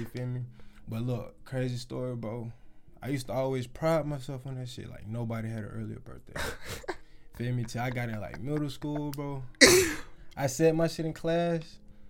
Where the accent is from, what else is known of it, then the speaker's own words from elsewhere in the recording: Albany, Georgia, United States; I'm from Albany